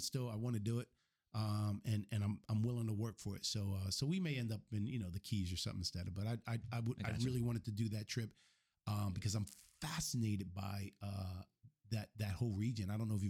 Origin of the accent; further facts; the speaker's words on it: Camden, New Jersey, United States; I grew up in Camden, New Jersey at the worst possible time during the crack epidemic.